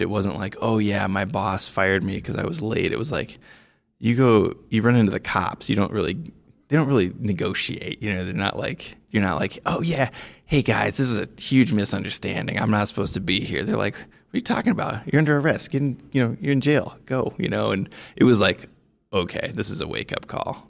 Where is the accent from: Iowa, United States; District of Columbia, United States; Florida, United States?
Iowa, United States; moved away as an adult; also born or lived in Montana / Colorado; I grew up in Iowa